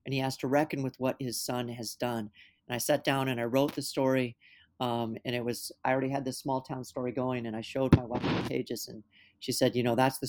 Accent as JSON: {"language": "English", "region": "California", "country": "United States", "moved": "yes", "lives_now": "Minnesota, United States", "said": "You know, I'm not from Minnesota originally. I come from Southern California, and I didn't know anything about the Dakota conflict until I was in my late 20s."}